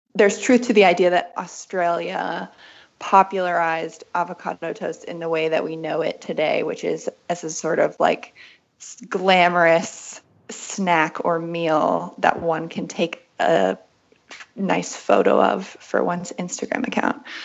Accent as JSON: {"language": "English", "region": "West Virginia", "country": "United States", "tie": "born or raised there", "also_born_or_lived": "Berlin", "moved": "as an adult", "said": "I grew up in West Virginia"}